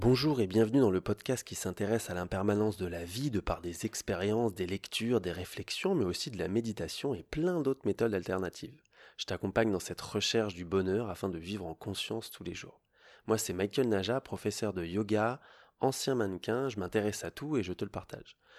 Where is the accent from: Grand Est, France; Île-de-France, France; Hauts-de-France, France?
Île-de-France, France; Paris; moi je viens de Paris, donc j'aime la ville.